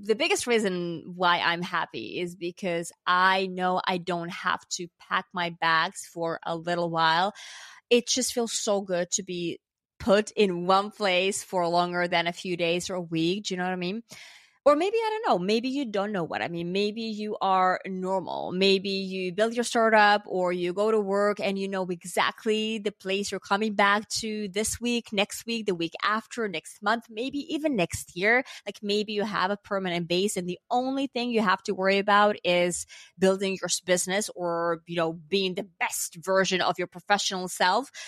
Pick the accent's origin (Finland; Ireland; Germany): Finland; moved away as an adult; also born or lived in New York, United States; now in Los Angeles, United States; I'm from Finland